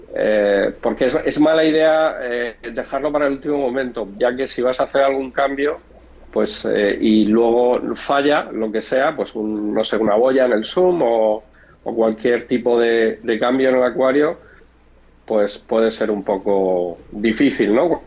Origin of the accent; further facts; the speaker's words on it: Murcia, Region of Murcia, Spain; now in Madrid, Spain; Yo vivo en Madrid, pero bueno, soy, soy de Murcia, que es el, el sureste de España